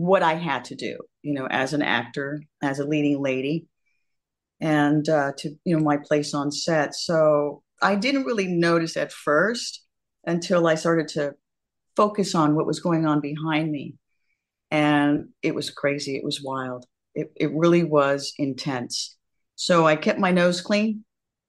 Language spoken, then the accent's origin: English; Santa Monica, California, United States; I'm a beach girl. I'm from Santa Monica, California